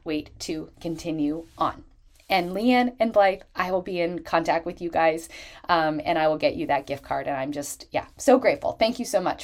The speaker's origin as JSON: {"language": "English", "country": "Canada", "said": "Canada ranking number one, which is my home country."}